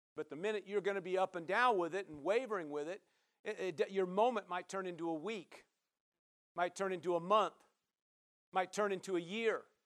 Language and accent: English; Nebraska, United States; now in Oregon, United States; I'm from Nebraska